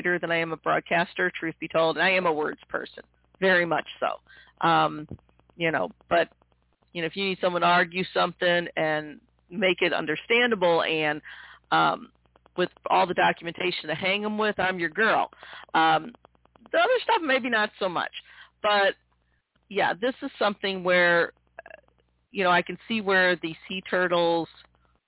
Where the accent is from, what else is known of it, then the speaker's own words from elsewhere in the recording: Midwest, United States; also born or lived in Missouri; I'm born and bred in the Midwest